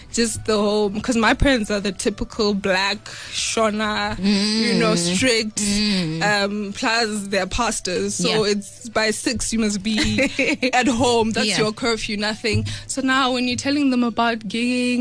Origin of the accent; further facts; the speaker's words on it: Limpopo, South Africa; also born or lived in Zimbabwe; Half of my childhood was in back home. Then my family relocated to Limpopo